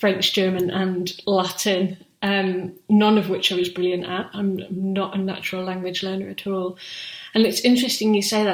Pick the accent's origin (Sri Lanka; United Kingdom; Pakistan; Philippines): United Kingdom; England; first language English; now in London, United Kingdom; if you've grown up as an English speaker in England, as I did